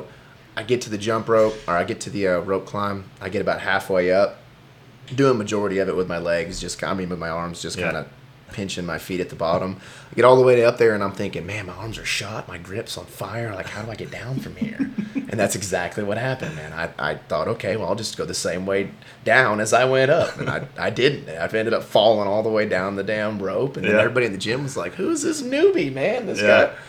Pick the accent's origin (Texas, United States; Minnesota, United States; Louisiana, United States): Texas, United States; Cypress; also born or lived in Humble, Texas; I grew up in Humble until I was, I want to say, the sixth grade. And then I moved from Humble, Atascocita, Kingwood area to Cypress. And I've lived right here on Spring Cypress and ever since